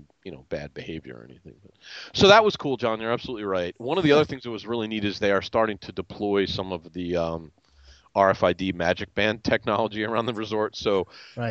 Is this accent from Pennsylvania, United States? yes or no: yes; Philadelphia, Pennsylvania, United States; also born or lived in Colmar, Pennsylvania; I'm from Philadelphia, but I actually live in a town called Colmar